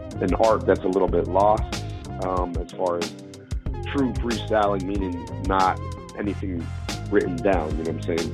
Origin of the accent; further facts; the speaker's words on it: Pittsburgh, Pennsylvania, United States; I grew up in Pittsburgh.